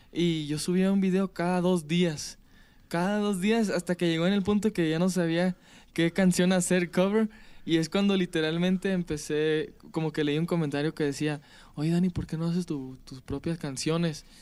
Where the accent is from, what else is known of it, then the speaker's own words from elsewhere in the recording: Palm Springs, California, United States; Yo soy de California, nací en California